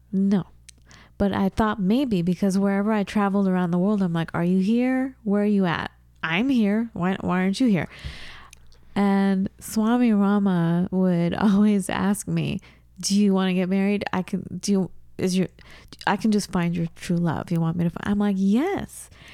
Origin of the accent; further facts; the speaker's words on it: Southern California, United States; moved away as an adult; also born or lived in Seattle / Wisconsin; I'm from Southern California